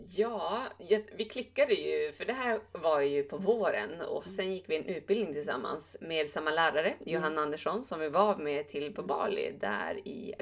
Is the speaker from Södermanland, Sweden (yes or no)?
no; Bjurholm, Västerbotten County, Sweden; umgicks väldigt mycket med mina föräldrar hemma i Bjurholm